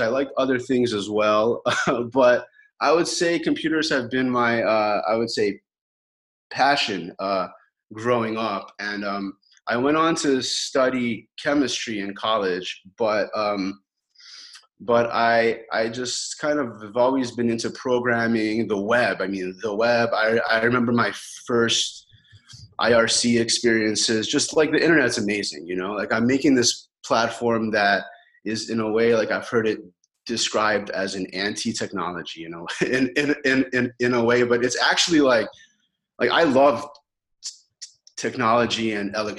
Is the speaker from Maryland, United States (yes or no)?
yes; Baltimore, Maryland, United States; moved away as an adult; also born or lived in Kyiv, Ukraine / Chicago, United States; I moved to the United States in 1990 with my family and moved to Baltimore and lived there until I was like, you know, 18